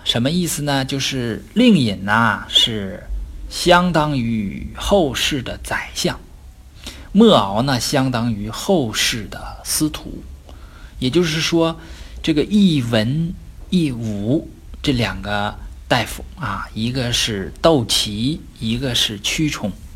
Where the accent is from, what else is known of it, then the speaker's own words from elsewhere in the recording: China; 我们中国人